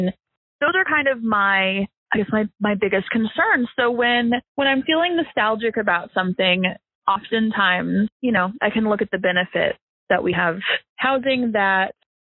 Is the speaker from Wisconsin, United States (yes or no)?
no; Fayetteville, Arkansas, United States; I am from Fayetteville, Arkansas. I have lived in my neighborhood since I was 7. I live one street over from my childhood home.